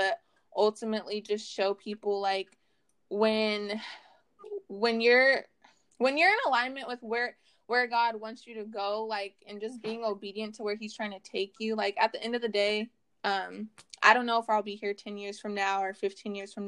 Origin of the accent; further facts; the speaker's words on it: Oregon coast, United States; now in Vancouver, United States; I was born on the Oregon coast. I currently reside in Vancouver, Washington